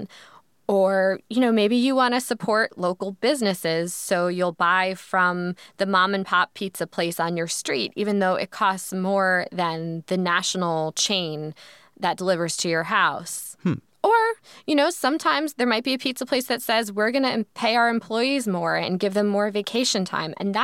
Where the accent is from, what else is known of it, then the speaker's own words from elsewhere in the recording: New York, United States; I'm a New Yorker.